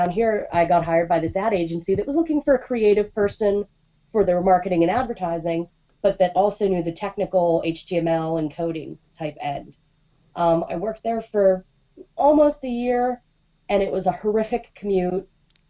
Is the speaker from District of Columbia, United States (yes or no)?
no; Pittsburgh, Pennsylvania, United States; I grew up in Pittsburgh, and I was dating a fellow who played drums in a Scottish bagpipe band.